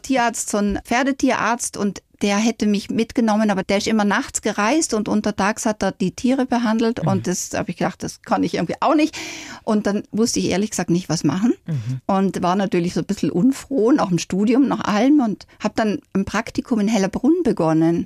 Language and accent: German; South Tyrol, Trentino-Alto Adige, Italy; now in Nuremberg, Germany; meine Kindheit in Südtirol